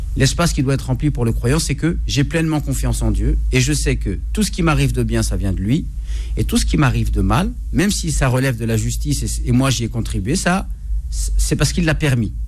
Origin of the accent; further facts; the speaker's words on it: Morocco; chez nous au Maroc